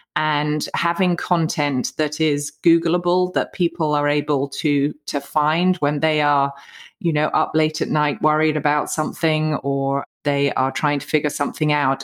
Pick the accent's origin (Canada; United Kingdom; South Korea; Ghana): United Kingdom; moved away as an adult; now in United States; I'm a Brit living in the U S A. We came out here about fifteen years ago